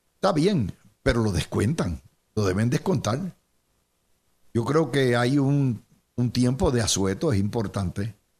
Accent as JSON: {"language": "Spanish", "country": "Puerto Rico", "said": "somos esclavos de el Estado socializado puertorriqueño"}